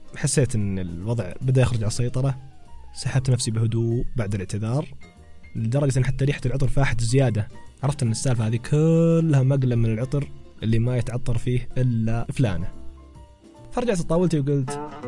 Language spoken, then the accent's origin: Arabic; Taif, Makkah Province, Saudi Arabia; كنت في كافي عندنا في الطائف اسمه ميرلو